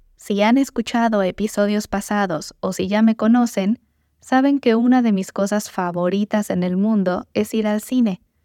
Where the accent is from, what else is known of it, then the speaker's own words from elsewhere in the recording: Morelia, Michoacán, Mexico; fue fundada en mi ciudad natal, Morelia